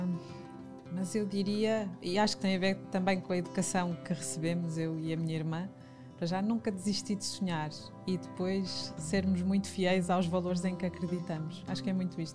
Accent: Fafe, Norte, Portugal; embora nascesse na cidade e, e tenha tido o meu uhum. percurso uhum. também na cidade, numa pequena cidade, sou minhota de, de Faf

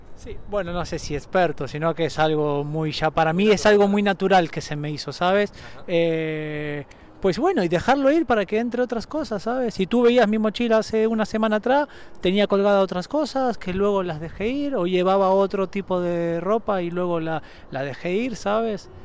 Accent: Argentina; moved away; Yo soy de Argentina, vuelvo a la Argentina porque me gusta ver a mi familia

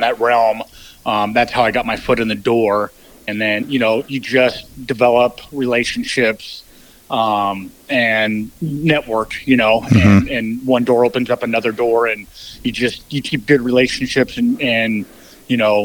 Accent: Colorado, United States; now in Alaska, United States; I grew up in Colorado, and in Colorado, you couldn't hunt big game until you were 14

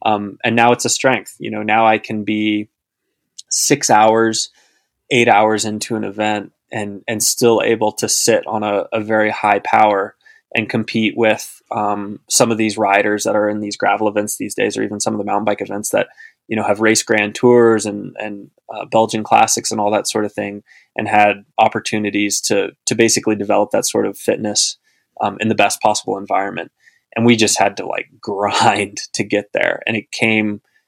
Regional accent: Austin, Texas, United States; I grew up in Central Texas

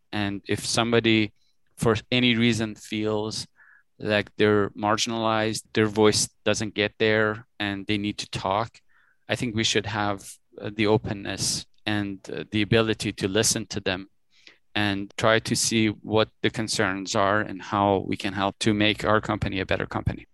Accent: Tehran, Tehran Province, Iran; now in Toronto, Canada; I was born in Tehran, uh, which is a city, the capital city in Iran. I spent good chunk of my life, early years of my life, growing up in Iran with my family, and at some point we decided to immigrate to Canada

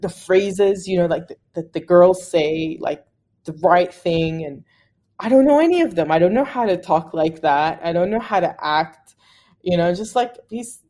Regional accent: Australia; I'm Arab Australian and I have a lot of other Arab Australian friends

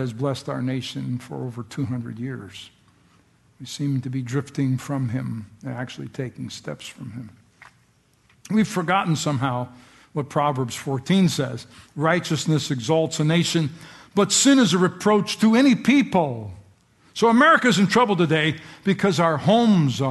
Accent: United States; I'm so glad to be an American

